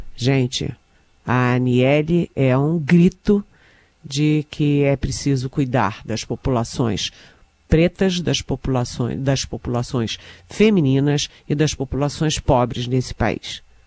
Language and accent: Portuguese; Rio de Janeiro, Brazil; Eu que sou carioca